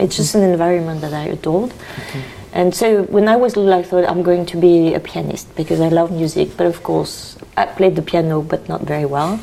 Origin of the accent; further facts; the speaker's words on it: Burgundy, Bourgogne-Franche-Comté, France; English is a second language; moved away as an adult; now in Oregon, United States; I'm not native from Oregon or the US. I was born in Burgundy in a wine family